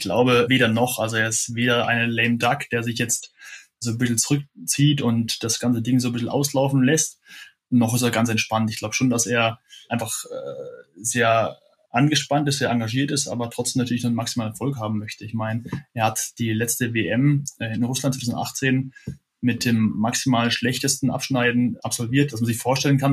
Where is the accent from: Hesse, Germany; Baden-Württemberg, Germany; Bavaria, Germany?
Baden-Württemberg, Germany; Freiburg im Breisgau; als Freiburger, der ich ja auch bin